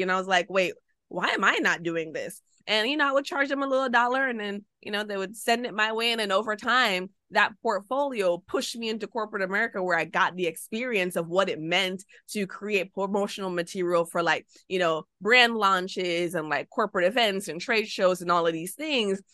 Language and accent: English; Jamaica; moved away as an adult; also born or lived in United States; I'm Jamaican